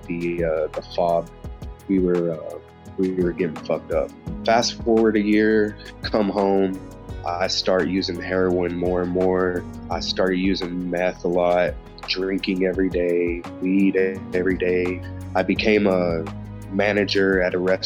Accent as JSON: {"language": "English", "town": "Big Spring", "region": "Texas", "country": "United States", "tie": "born or raised there", "said": "One of the girls that I grew up in Big Spring"}